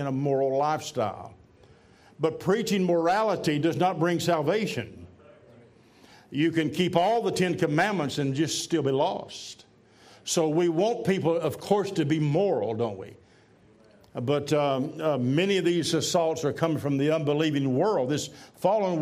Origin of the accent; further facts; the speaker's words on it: Tennessee, United States; I'm from Tennessee